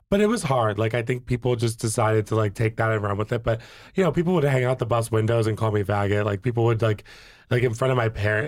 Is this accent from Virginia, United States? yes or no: yes; Virginia, United States; moved away as an adult; also born or lived in New York; I grew up in Virginia